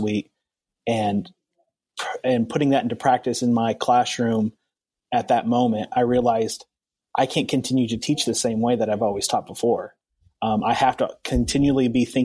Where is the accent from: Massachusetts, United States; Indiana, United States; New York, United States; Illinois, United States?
Indiana, United States; Southern; I'm from Southern Indiana, the Rolling Hills.